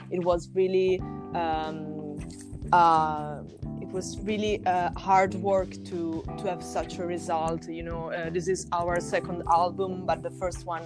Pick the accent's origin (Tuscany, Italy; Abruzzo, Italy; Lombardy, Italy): Tuscany, Italy; we are from Italy, so uh, melodic power metal is something that there is really common in Italy. We are coming from Tuscany